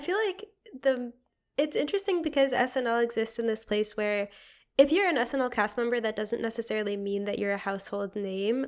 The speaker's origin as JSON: {"language": "English", "region": "Connecticut", "country": "United States", "also_born_or_lived": "Boston", "moved": "yes", "said": "I'm from Connecticut, regrettably"}